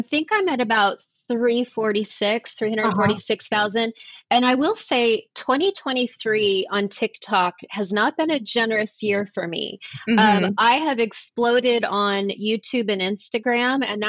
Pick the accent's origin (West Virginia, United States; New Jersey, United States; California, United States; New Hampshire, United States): California, United States; Los Angeles; moved away as an adult; also born or lived in Charlotte, North Carolina; now in Nashville, United States; I was born and raised in Los Angeles and I chose to move to North Carolina. I live in Nashville now